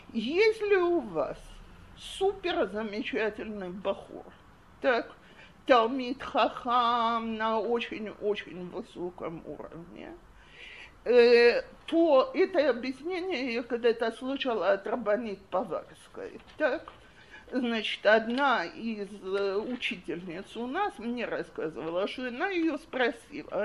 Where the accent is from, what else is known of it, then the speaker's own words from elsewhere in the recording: Russia; now in Israel; я замужем за израильтянином, и у нас из-за этого семья гораздо более оптимистическая и легко, легкая, чем если бы э, мы оба были выходцы из России